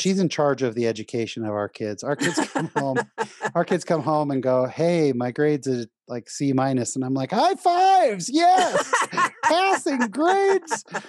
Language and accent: English; San Jose, California, United States; also born or lived in Orange County, California; I was born in Orange County, but raised in San Jose, California